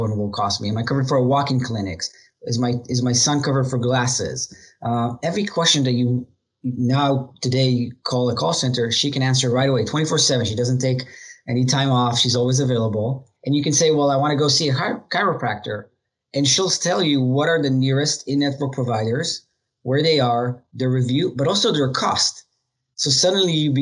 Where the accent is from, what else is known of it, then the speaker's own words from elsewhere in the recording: Israel; moved away as an adult; now in United States; I was born in Israel. I'm the youngest of four brothers. Grew up there, joined the military like every other most people in Israel at 18